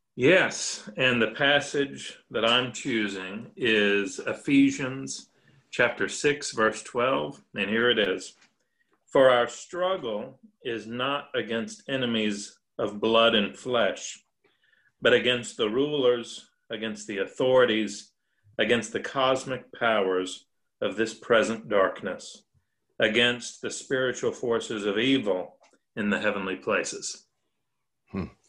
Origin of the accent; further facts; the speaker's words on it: Nashville, Tennessee, United States; also born or lived in Northern Ireland / France; I am of Nashville. I mean, I am from Nashville.